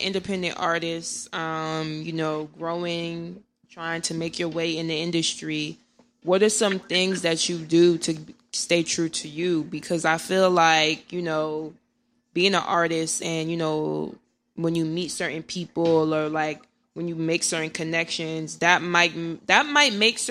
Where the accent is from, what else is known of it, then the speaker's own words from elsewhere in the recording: Irvington, New Jersey, United States; I'm from Irvington